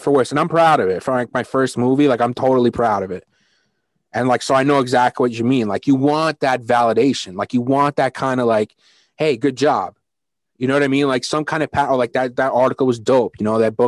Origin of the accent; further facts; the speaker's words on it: Brooklyn, New York, United States; I'm from Brooklyn. I'm born in Brooklyn, raised in Brooklyn